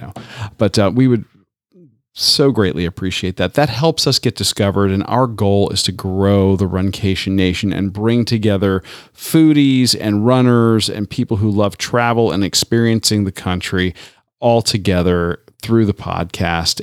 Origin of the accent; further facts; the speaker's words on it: Tampa, Florida, United States; moved away; my hometown of Tampa, Florida.